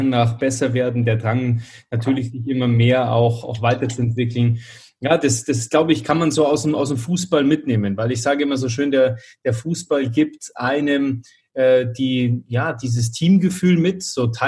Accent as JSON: {"language": "German", "town": "Munich", "region": "Bavaria", "country": "Germany", "said": "ich komme ja auch aus dem Münchner Süden"}